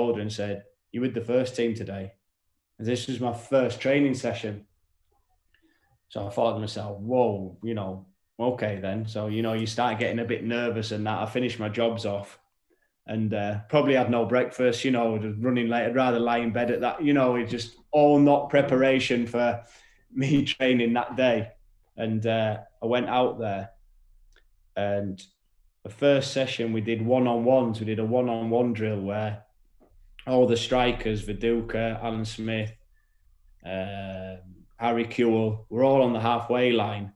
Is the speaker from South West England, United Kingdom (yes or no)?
no; York, Yorkshire and the Humber, United Kingdom; I was from York, you know, and never been to London.